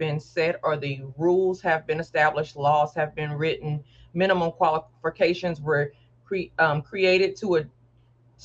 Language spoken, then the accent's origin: English; Mississippi, United States; I'm born and raised in Mississippi, so I always like to claim my country roots